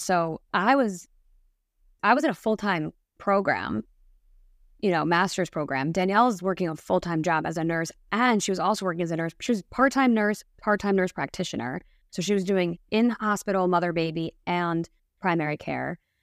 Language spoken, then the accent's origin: English; New Jersey, United States; born and raised in New Jersey